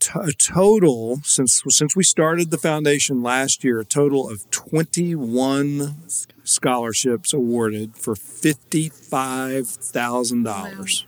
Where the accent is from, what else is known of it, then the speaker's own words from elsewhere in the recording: Paris, United States; my hometown of Paris